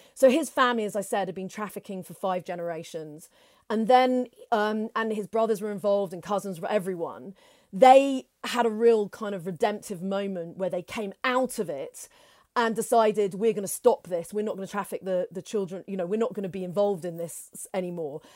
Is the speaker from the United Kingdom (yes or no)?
yes; United Kingdom; we're from Britain